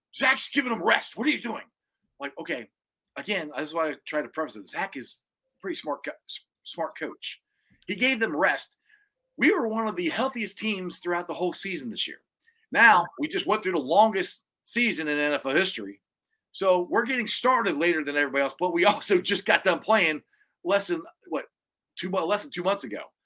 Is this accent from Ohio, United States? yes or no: yes; Cincinnati, Ohio, United States; I'm from Cincinnati. It's my team